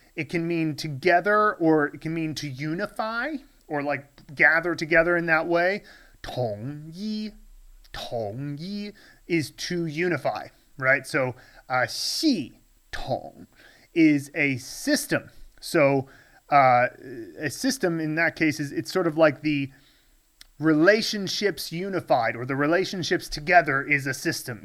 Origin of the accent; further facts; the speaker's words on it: United States; moved away as an adult; now in Chengdu, China; when I was growing up in the States